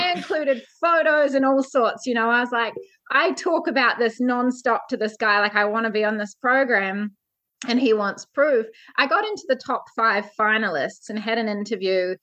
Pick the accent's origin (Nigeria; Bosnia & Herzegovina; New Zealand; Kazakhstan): New Zealand; I'm from New Zealand. I grew up on a farm.